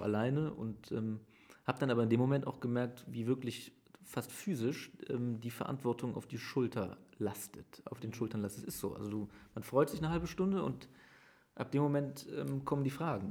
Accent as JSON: {"language": "German", "town": "Aachen", "region": "North Rhine-Westphalia", "country": "Germany", "tie": "born or raised there", "also_born_or_lived": "Herzogenrath", "said": "ich bin in Aachen aufgewachsen"}